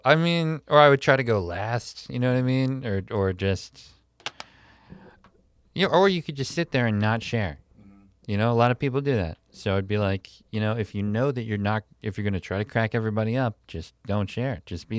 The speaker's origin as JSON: {"language": "English", "region": "Pennsylvania", "country": "United States", "tie": "born or raised there", "said": "I grew up in Pennsylvania, which I believe was founded by a Quaker, William Penn, fourth grade."}